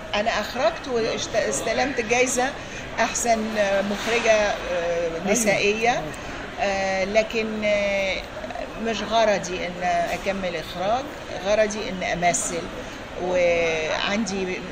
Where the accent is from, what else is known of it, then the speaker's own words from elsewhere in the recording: Giza, Giza Governorate, Egypt; moved away as an adult; also born or lived in France; now in United States; انا مولوده في مصر في مصر في عيله ارمنيه